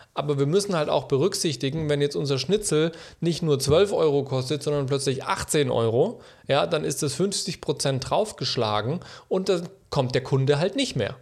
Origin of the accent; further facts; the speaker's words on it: Germany; wir als Deutsche